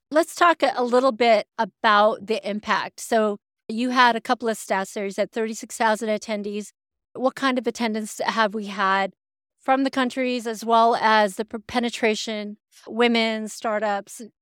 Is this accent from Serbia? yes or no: no; Canada; as a Canadian